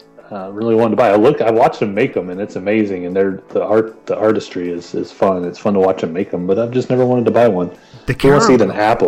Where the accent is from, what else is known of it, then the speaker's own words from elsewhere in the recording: North Carolina, United States; I'm from the home of Cheerwine and Krispy Kreme.